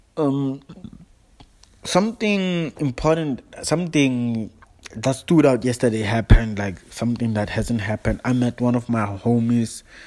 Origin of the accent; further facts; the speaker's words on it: South Africa; now in Johannesburg, South Africa; I'm all the way from South Africa. I'm from Joburg. I'm based in Joburg, but I'm new in Joburg.